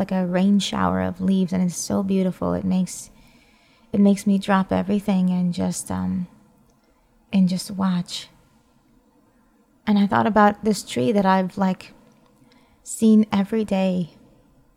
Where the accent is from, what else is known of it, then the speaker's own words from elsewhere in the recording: New York, United States; moved away; I grew up seeing in New York